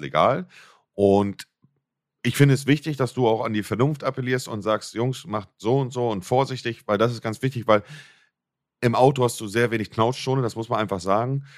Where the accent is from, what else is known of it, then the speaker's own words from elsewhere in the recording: Germany; bei uns in Deutschland